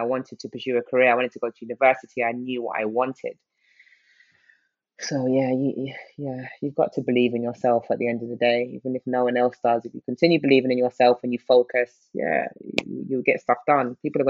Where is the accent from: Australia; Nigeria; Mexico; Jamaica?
Nigeria; also born or lived in United Kingdom; That, yes, I was born into, I'm Nigerian, but obviously being Nigerian in the UK is very different than being Nigerian in Nigeria.